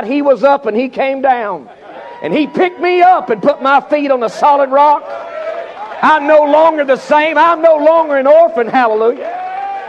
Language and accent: English; Charlotte, North Carolina, United States; I'm from Charlotte, North Carolina